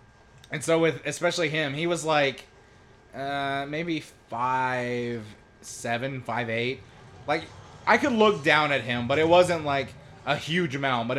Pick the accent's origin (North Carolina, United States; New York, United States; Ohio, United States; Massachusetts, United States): North Carolina, United States; Robbinsville; I'm from Robbinsville, so, you know, our famous moonshiner is Jim Tom. You know, he lived, like, 10 minutes away from me